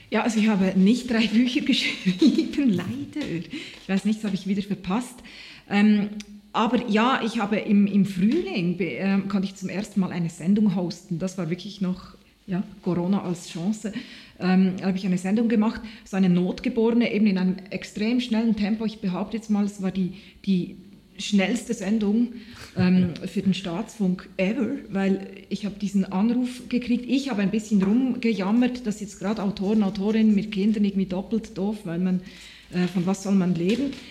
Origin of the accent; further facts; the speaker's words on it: Switzerland; ich bin jetzt sehr, sehr froh, bin ich Schweizer Künstlerin und nicht irgendwo anders.